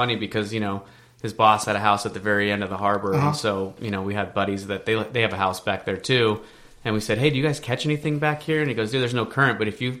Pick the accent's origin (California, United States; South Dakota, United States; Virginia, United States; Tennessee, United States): California, United States; Arcadia; And growing up in the 626 is kind of where I'm from Arcadia.